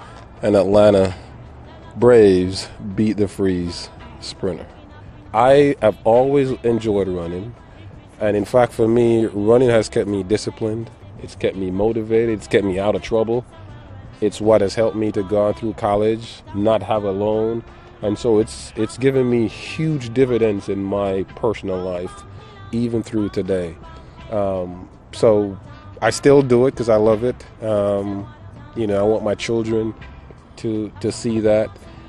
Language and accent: English; Gregory Park, Saint Catherine, Jamaica; also born or lived in Kingston, Jamaica; I was born in Kingston, moved to Gregor Park in St. Catherine, and just used to always run to the store for every little thing that we needed to buy